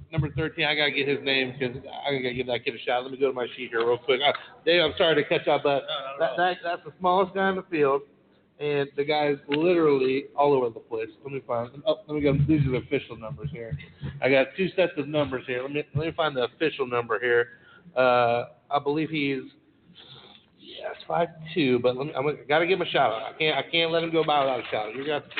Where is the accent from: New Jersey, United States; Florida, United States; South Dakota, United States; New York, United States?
Florida, United States; I'm from Florida